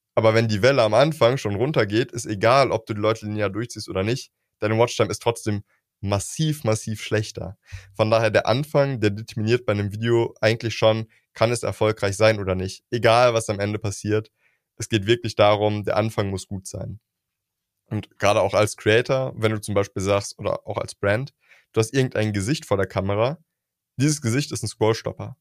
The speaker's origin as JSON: {"language": "German", "country": "Germany", "said": "wir Deutschen"}